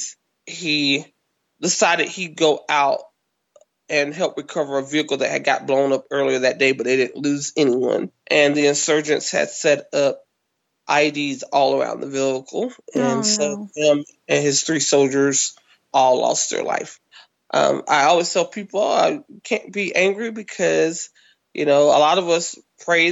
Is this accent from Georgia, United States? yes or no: no; Kinston, North Carolina, United States; moved away as an adult; also born or lived in California; Kinston, which is my hometown, North Carolina.